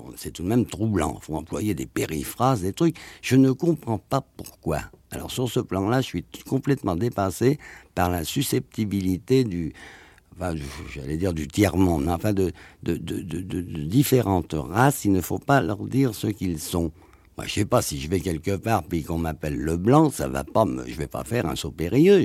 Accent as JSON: {"language": "French", "country": "France", "said": "je suis un Français moyen."}